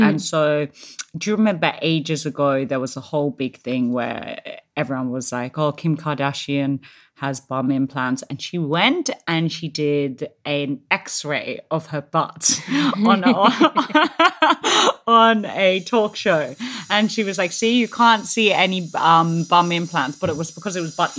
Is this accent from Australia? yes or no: yes; Australia; now in London, United Kingdom; not actually a lot of people know that I'm from Australia in London. A lot of them think I'm South African.